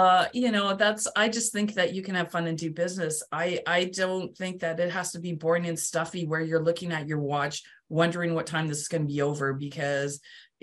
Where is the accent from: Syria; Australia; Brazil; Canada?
Canada; now in Palm Bay, United States; I'm from Canada